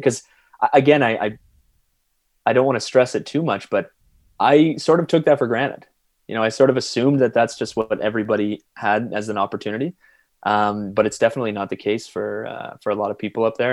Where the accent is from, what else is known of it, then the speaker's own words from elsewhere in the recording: London, Ontario, Canada; I grew up in London, Ontario